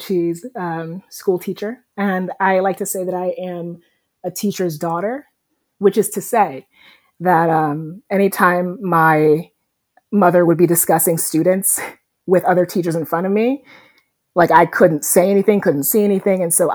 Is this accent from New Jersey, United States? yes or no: yes; New Jersey, United States; moved away as an adult; also born or lived in Guyana / California; But we came to the States when I was four. So I mean, basically, I'm from New Jersey.